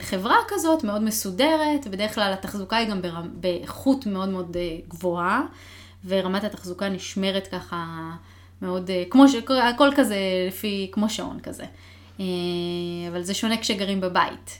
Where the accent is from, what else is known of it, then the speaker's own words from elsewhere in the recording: Israel; now in Seattle, United States; מחוץ לישראל גרתי רק בסיאטל